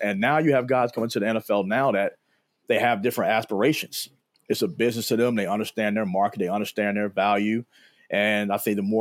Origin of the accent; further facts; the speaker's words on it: Philadelphia, Pennsylvania, United States; moved away as an adult; also born or lived in Chester, Pennsylvania / Madison, Wisconsin; I was a kid from Philly.